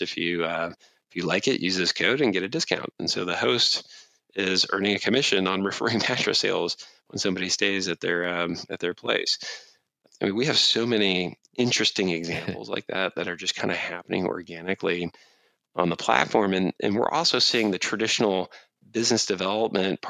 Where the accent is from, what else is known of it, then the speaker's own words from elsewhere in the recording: Cleveland, Ohio, United States; growing up in Cleveland, Ohio